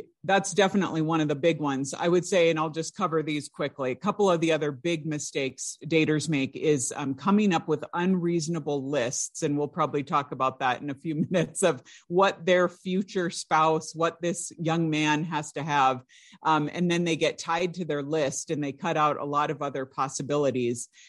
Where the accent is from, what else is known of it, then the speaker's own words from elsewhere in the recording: California, United States; I grew up in California, I went to the California public schools